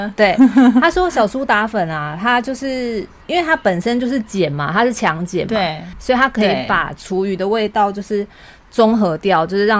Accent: Taiwan; now in Japan; 因为我们台湾人的话，我们是自己要跑，然后去丢垃圾。

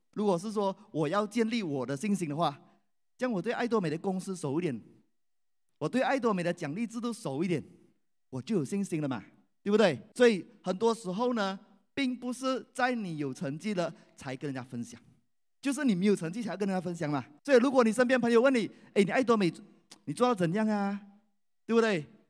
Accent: Malaysia; 我来自马来西亚

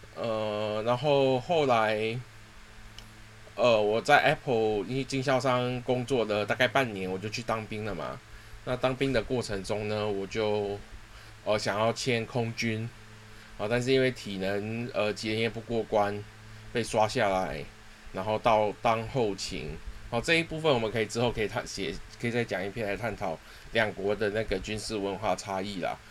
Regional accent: Singapore; 我是土生土长的新加坡人啦， 然后从，呃，从小就是在新加坡长大，然后我第一次来到台湾是十，十七岁的时候，那时候还未成年

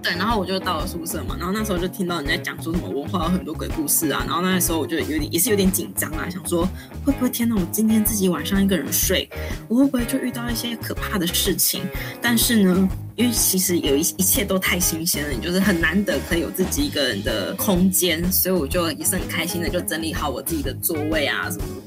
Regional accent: southern Taiwan, Taiwan; moved away as an adult; also born or lived in Taipei; 我是从南部来的，我又第一次上台北

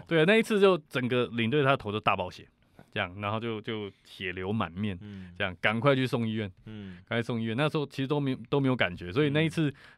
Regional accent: Taiwan; 我们台湾人

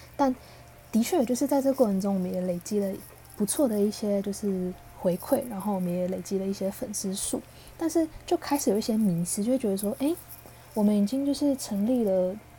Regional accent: Taiwan; 我跟我是星二代嘛，那我是爸爸来自台湾，妈妈来自越南

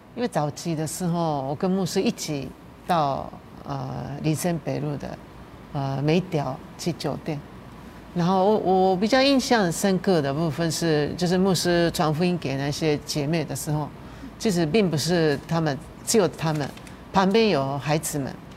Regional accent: Japan; Chinese is a second language; now in Taiwan; 日本人是一种， 一种亚洲人

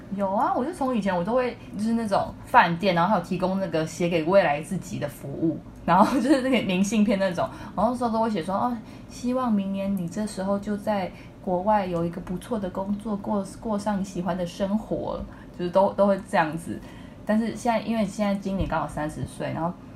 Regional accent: Taipei, Taiwan; 我就是一个今年刚满三十岁，然后土生土长的台北人，一直都在这个时尚媒体产业工作

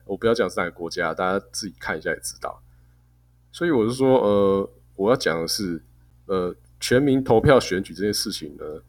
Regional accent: Taiwan; 我们台湾人

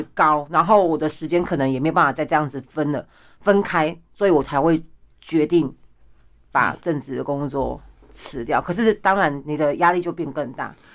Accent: Pingtung County, Taiwan; moved away as an adult; now in Taoyuan, Taiwan; 我来自屏东，但是我现在住在桃园

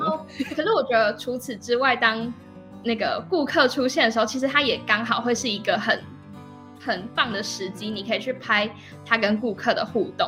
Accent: Zhushan, Nantou County, Taiwan; 我是来自南投竹山的

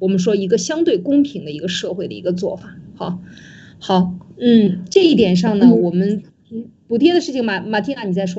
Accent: China; 给我们中国人看明白、看清楚，

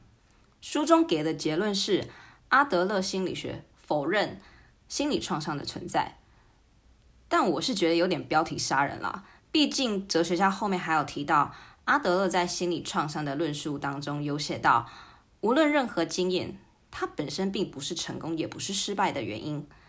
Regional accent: United Kingdom; moved away; 小时候在英国长大

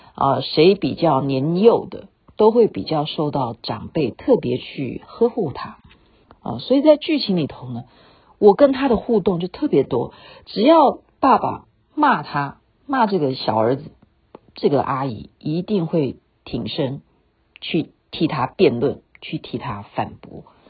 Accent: Taiwan; 我们等于是在台湾出生的第二代啦

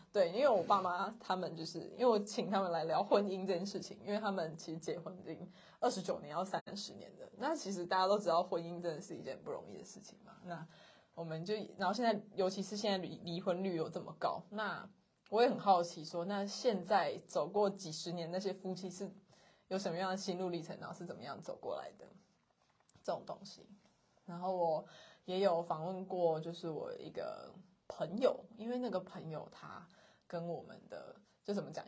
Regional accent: Kaohsiung, Taiwan; also born or lived in central Taiwan; 我们两个都是高雄人，土生土长的高雄人

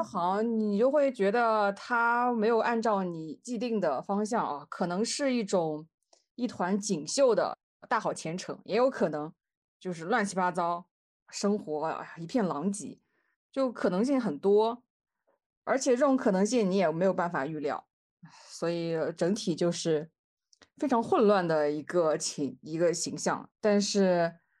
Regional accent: northern China, China; 那这个像我们北方人的话，就是侄女和侄女儿的区别。

